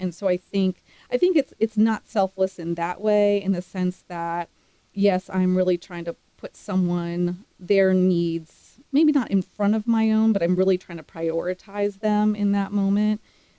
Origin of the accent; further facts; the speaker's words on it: East Coast, United States; And again, I'd never been to Texas. I grew up on the East Coast.